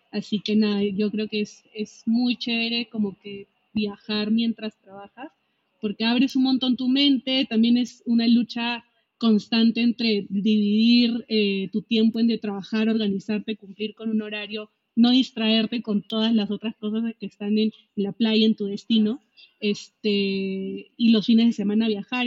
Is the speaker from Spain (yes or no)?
no; Peru; moved away as an adult; also born or lived in Mexico; Yo soy peruana, primera vez que salí de mi país